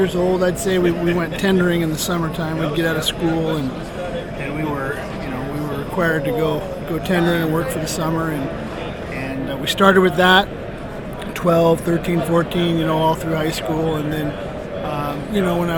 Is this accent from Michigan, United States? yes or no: no; Kodiak, Alaska, United States; I was born in Kodiak, Alaska, and born into the industry. My father was a fisherman